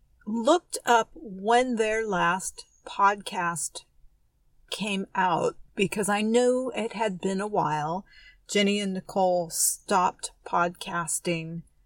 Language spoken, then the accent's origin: English; San Francisco, California, United States; also born or lived in Oakland; I am from San Francisco